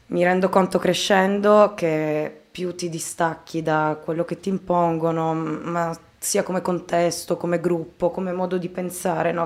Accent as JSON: {"language": "Italian", "town": "Taranto", "region": "Apulia", "country": "Italy", "tie": "born or raised there", "said": "ho scritto per un giornale nella mia città natale, Taranto"}